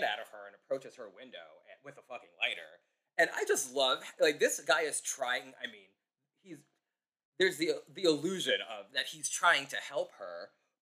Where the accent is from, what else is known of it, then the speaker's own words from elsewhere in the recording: Long Island, New York, United States; I'm from Long Island.